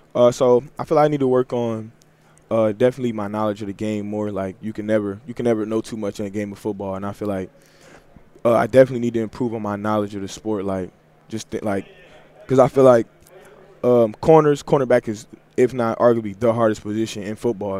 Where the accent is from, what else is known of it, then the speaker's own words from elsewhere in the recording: Detroit, Michigan, United States; growing up in Detroit